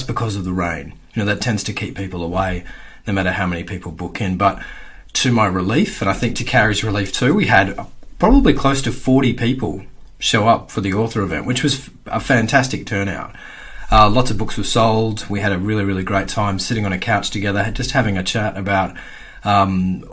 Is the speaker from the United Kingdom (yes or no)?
no; Perth, Western Australia, Australia; I grew up in Perth's northern suburbs in the in the 80s and the early 90s